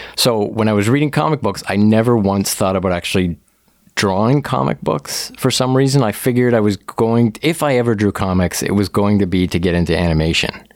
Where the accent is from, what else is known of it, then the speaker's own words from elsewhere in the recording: Woodstock, Ontario, Canada; also born or lived in Oakville, Ontario; originally, I grew up in Southwestern Ontario, uh, Woodstock, Ontario specifically, like went, you know, from kindergarten to high school all the way there